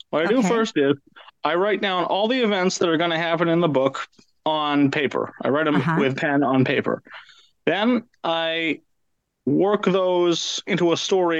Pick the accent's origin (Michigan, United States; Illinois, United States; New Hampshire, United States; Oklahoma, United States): New Hampshire, United States; It was great. I always liked going for hikes in the woods, and my dad used to take me mountain climbing and mountain hiking